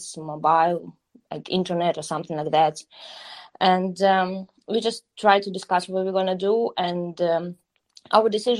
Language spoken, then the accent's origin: English; Horlivka, Donetsk Oblast, Ukraine; English is a second language; moved away as an adult; also born or lived in Kyiv; now in Warsaw, Poland; Yes, I was born in Donetsk. Then I grew up in Gornivka. It's a city in Donbas region